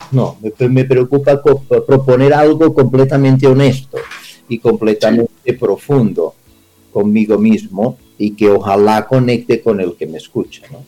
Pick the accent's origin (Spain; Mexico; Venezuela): Spain; now in Colombia; como español llegado a Latinoamérica